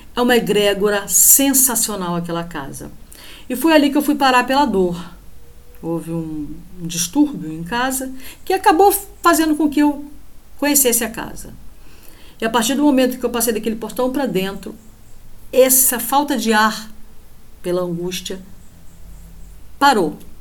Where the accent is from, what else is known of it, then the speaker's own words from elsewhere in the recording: Rio de Janeiro, Brazil; moved away; Aqui onde eu moro não faz muito calor não, mas como boa carioca